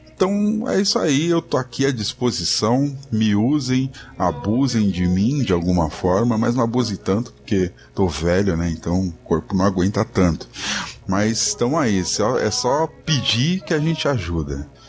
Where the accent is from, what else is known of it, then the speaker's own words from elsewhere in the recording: São Paulo, Brazil; sou de São Paulo